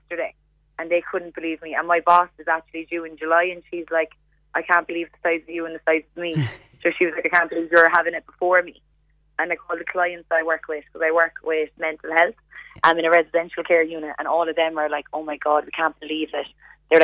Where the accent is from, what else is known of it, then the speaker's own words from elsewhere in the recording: Glanworth, Munster, Ireland; moved away; We're from Glanworth.